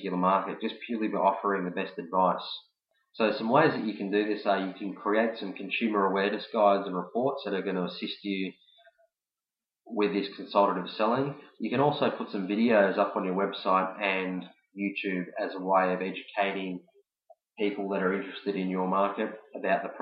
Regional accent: Melbourne, Victoria, Australia; I'm from Melbourne, Australia

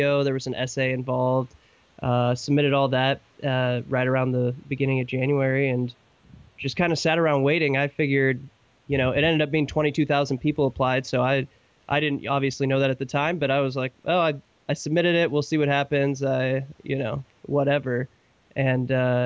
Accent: Idaho, United States; now in Michigan, United States; growing up in the Northwest

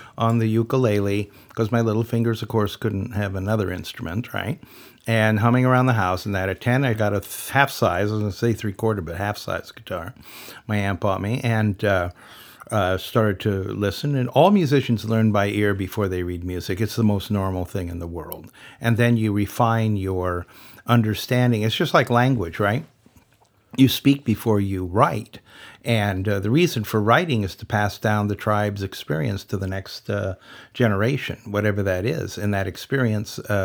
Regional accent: United States; I am an American.

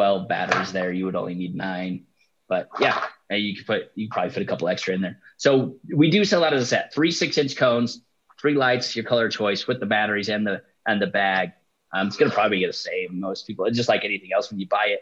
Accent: Utah, United States; I'm from Utah.

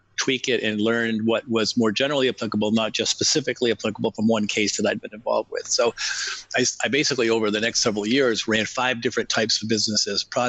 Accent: New England, just outside of Boston, Massachusetts, United States; I grew up in New England, just outside of Boston, in a large family

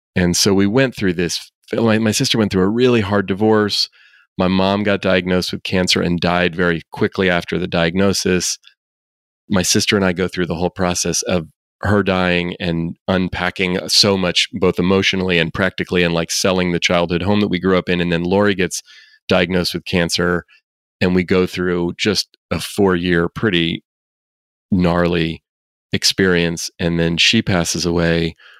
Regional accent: Oakland, California, United States; I actually grew up here in the Bay Area where I still live. I grew up in Oakland

